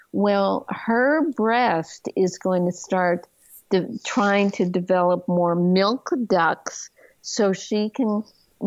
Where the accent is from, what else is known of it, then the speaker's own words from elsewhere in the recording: Canada; moved away as an adult; also born or lived in Montreal, Canada; now in United States; I used to be a Canadian. I'm an American now.